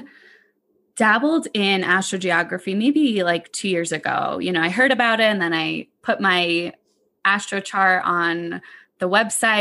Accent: New York City, New York, United States; moved away as an adult; also born or lived in San Francisco; I grew up in New York City

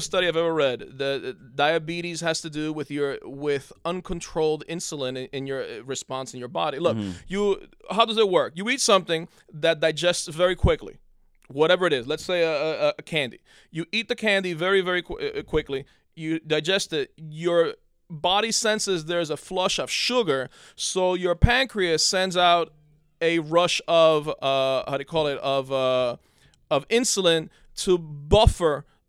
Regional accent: Union City, New Jersey, United States; On 21st Street.

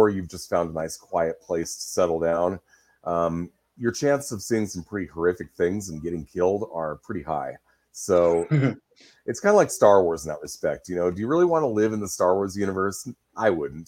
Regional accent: Pacific Northwest, United States; Pacific Northwest on that one, which is where I live, so I've blown up my hometown and surrounding area.

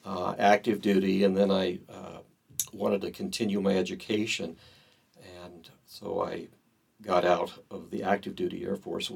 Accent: Southern California, United States; I grew up in Southern California. Early years, my parents, they attended the Episcopal Church, one of the Episcopal churches in the area.

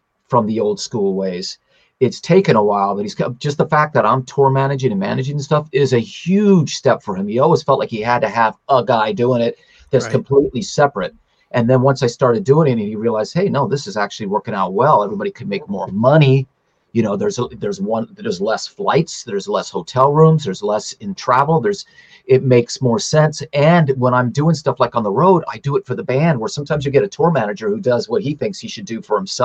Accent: Tucson, Arizona, United States; moved away as an adult; also born or lived in California; I grew up in Tucson

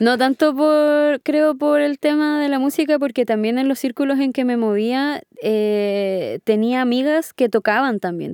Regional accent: Punta Arenas, Magallanes and Chilean Antarctica, Chile; moved away as an adult; now in Santiago, Chile; yo vengo de Punta Arenas

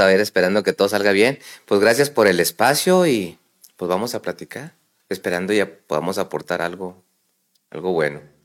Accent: La Perla, Chihuahua, Mexico; also born or lived in Camargo, Chihuahua / United States / Ciudad Juárez, Chihuahua; Yo soy originario de La Perla, Chihuahua, un mineral a una hora de aquí de, de Camargo

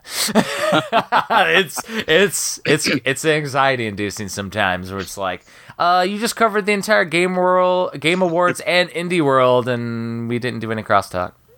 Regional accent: Chicagoland, Northwest Indiana, United States; moved away; also born or lived in Maryland; I grew up in Chicagoland, Northwest Indiana.

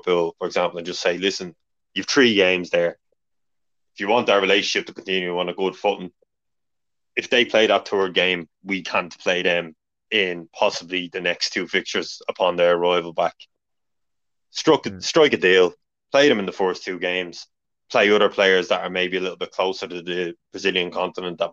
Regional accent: Ireland; we're Irish

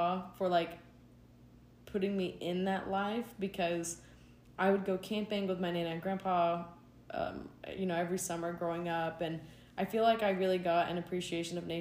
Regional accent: East Tennessee, United States; I grew up in East Tennessee in the mountains, in the Appalachians

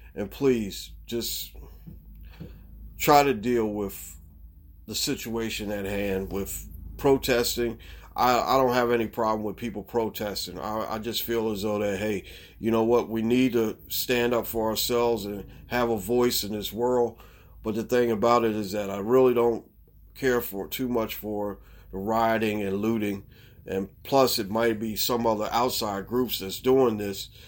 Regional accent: Baltimore, Maryland, United States; the city of Baltimore, my hometown.

